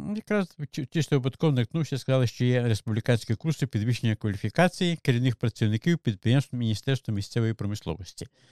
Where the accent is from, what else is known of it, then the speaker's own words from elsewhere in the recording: Malyn district, Zhytomyr Oblast, Ukraine; now in Irpin, Ukraine; Я не корінний житель. Я народився в Житомирській області, Малинському районі сусідній.